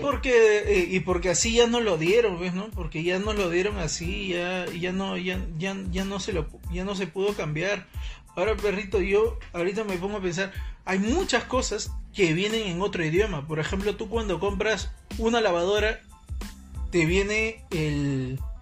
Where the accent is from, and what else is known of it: Peru